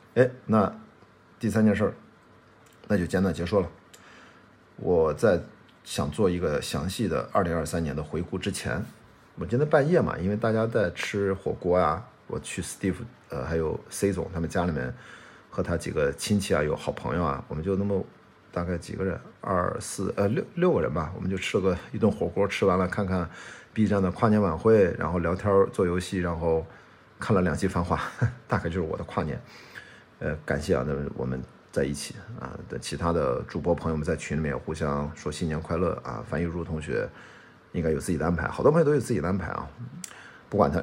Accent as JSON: {"language": "Chinese", "town": "Qingdao", "region": "Shandong", "country": "China", "tie": "born or raised there", "moved": "as an adult", "said": "我十八岁之前，我在青岛长大"}